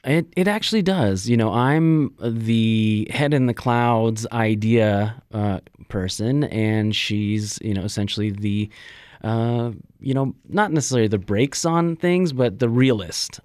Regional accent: Los Angeles, California, United States; moved away as an adult; now in Las Vegas, United States; I was born in Los Angeles, and, you know, I, I think it was an interesting place to grow up, uh, in elementary school

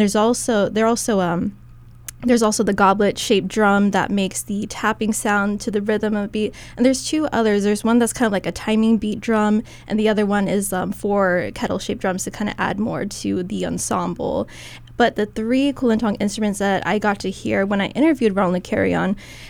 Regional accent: Philippines; I also had to practice too, even though I'm Filipino. I'm still learning my own culture one day at a time

